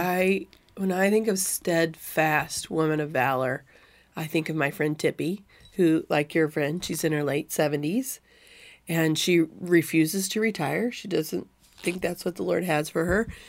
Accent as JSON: {"language": "English", "region": "Missouri", "country": "United States", "tie": "born or raised there", "said": "I'm in the same little town where I grew up"}